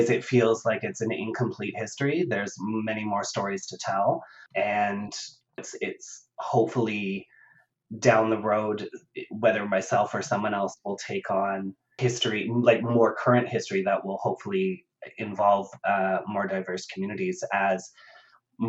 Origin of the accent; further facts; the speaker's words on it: Ottawa, Ontario, Canada; I grew up in Ottawa and in Canada in the suburbs